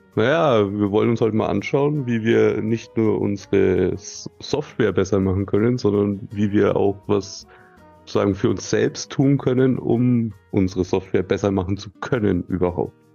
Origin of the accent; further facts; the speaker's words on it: Nuremberg, Bavaria, Germany; Das ist in meiner Heimatstadt